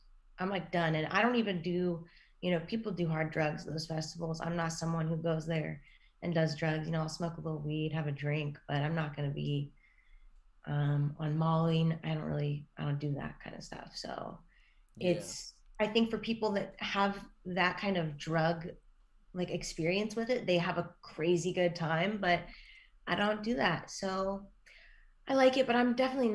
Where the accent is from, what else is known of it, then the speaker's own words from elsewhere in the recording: California, United States; I'm from California.